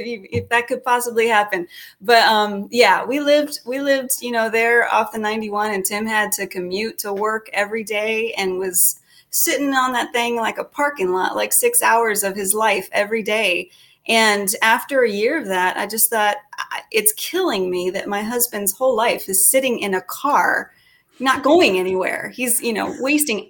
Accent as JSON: {"language": "English", "town": "Oceanside", "region": "California", "country": "United States", "tie": "born or raised there", "also_born_or_lived": "New York", "moved": "as an adult", "lives_now": "Ashland, Missouri, United States", "said": "I'm a California girl. I actually was born in New York. But I was raised in California."}